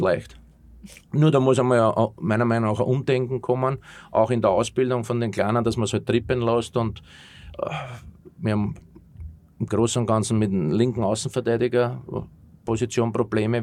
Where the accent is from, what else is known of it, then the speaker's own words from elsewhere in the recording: Austria; moved away as an adult; also born or lived in Germany; als Österreicher